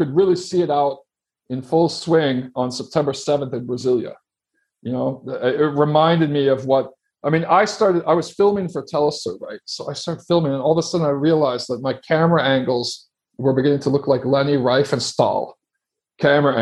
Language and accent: English; Chicago, Illinois, United States; moved away; also born or lived in Sao Paulo; my hometown of Chicago